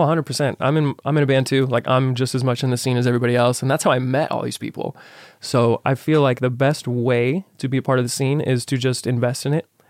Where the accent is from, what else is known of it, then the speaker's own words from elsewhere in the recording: Las Vegas, Nevada, United States; I'm born and raised in Vegas